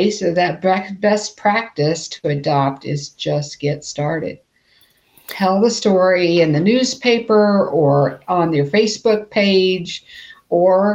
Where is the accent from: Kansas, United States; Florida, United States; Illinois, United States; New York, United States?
Kansas, United States; North Central; here in North Central Kansas